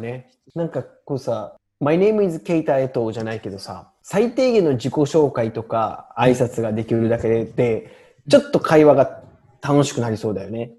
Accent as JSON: {"language": "Japanese", "region": "Kansai", "country": "Japan", "accent": "Kansai dialect", "said": "標準語と関西弁の間ぐらいで話してんやろうなと思ってたけど"}